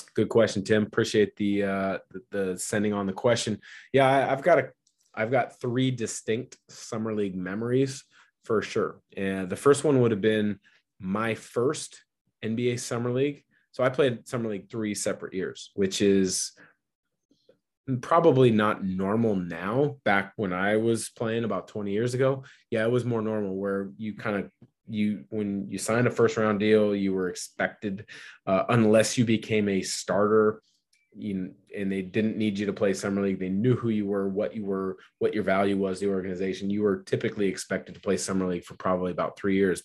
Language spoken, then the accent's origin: English; Portland, Oregon, United States; having been traded back to my hometown team, the, the team I dreamed of playing for, the Portland Trailblazers